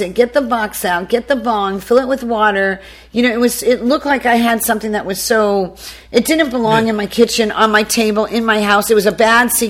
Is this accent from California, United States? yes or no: yes; California, United States; moved away as an adult; also born or lived in New York City, United States / Prosperity, South Carolina, United States; now in South Carolina, United States; I'm from California. I started my agency in New York City, so I'm in like LA, New York girl who wound up in the South through a marriage